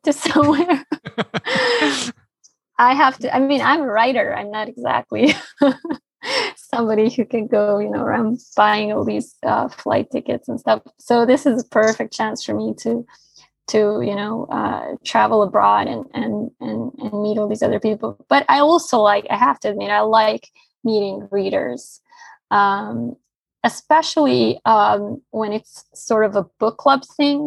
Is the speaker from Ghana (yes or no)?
no; Bosnia & Herzegovina; English is a second language; now in Barcelona, Spain